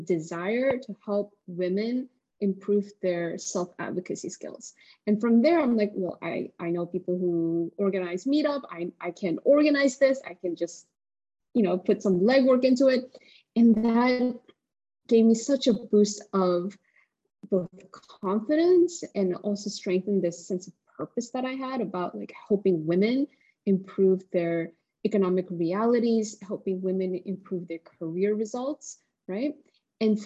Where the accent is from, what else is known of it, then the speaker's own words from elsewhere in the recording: South Korea; moved away; I'm an immigrant, and I come from South Korea